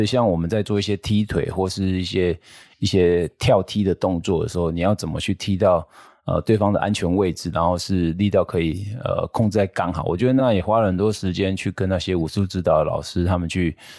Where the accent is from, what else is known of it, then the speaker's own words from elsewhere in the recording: Taiwan; 我们台湾